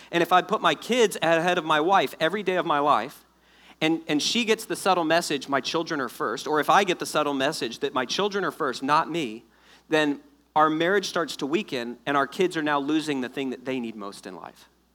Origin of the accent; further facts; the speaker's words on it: South Florida, United States; moved away; I'm originally from South Florida.